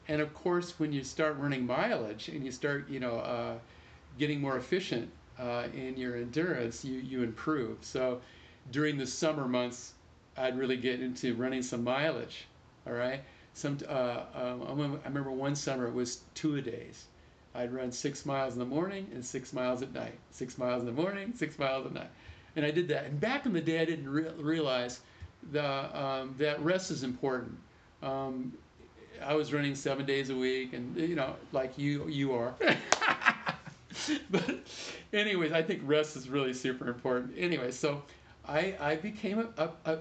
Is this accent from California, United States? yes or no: yes; Vista, California, United States; I'm from Vista. And I'm here in Vista now. I ran for Vista High School initially.